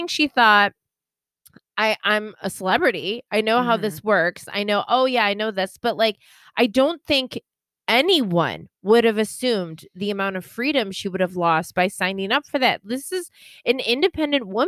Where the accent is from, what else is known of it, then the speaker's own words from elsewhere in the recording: United States; being raised American